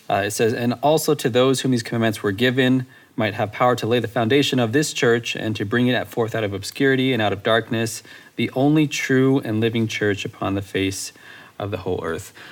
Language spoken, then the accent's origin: English; Bakersfield, California, United States; I'm from Bakersfield, California